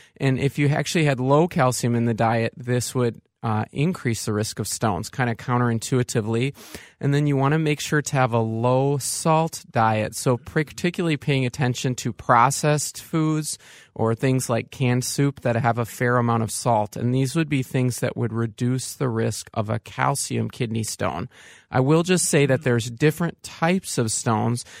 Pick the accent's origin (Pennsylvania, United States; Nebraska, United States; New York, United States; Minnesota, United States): Minnesota, United States; Saint Paul; also born or lived in Evanston / California; I'm a Saint Paul native